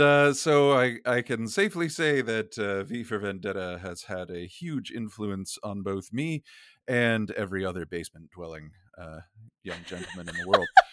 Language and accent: English; United States; accent: American; I'm, I'm an American, we're speaking with American accents